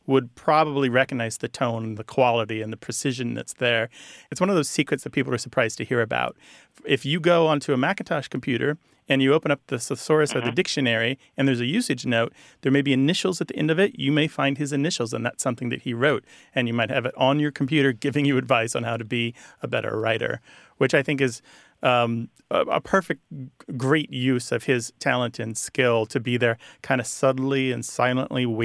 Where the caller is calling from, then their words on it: Dallas, Texas, United States; I'm calling from Dallas.